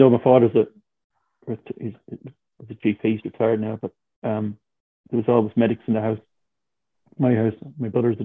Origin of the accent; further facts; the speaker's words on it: Tipperary, Munster, Ireland; now in County Clare, Ireland; I'm from Tip, from a place called Banta, which is between Tipperary and Care